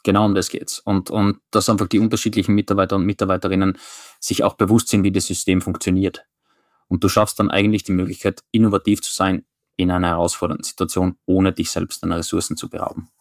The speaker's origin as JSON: {"language": "German", "region": "Styria", "country": "Austria", "moved": "yes", "lives_now": "Oslo, Norway", "said": "ich identifiziere mich zuerst als jemand, der kommt aus der Steiermark"}